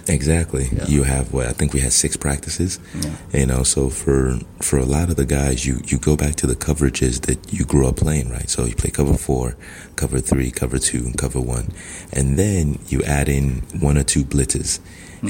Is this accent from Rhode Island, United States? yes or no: no; Southern California, United States; also born or lived in Nigeria; I grew up in Southern California.